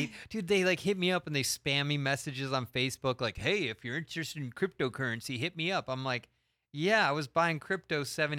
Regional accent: Stamford, Connecticut, United States; moved away; So I'm Stamford, Connecticut. Stamford, Connecticut in the house.

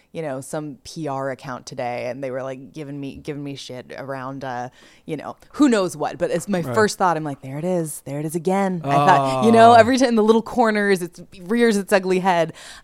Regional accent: California, United States; I am not from the Midwest at all. I'm California

